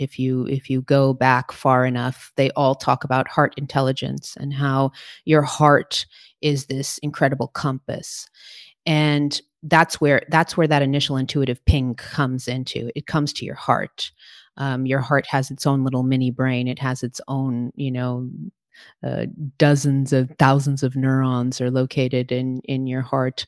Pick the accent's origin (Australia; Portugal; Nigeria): Portugal; moved away; also born or lived in New York City, United States; I was raised in Portugal. My parents are Portuguese, and so I have dual citizenship.